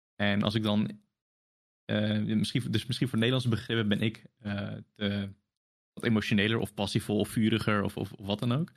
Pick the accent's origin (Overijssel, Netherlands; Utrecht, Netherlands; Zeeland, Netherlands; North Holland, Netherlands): Zeeland, Netherlands; ben ik sinds kinds af aan gewoon tussen de, de Hollanders opgegroeid